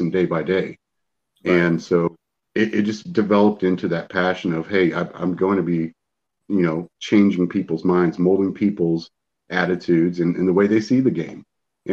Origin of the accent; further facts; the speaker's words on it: Central Texas, United States; I grew up in Central Texas and played football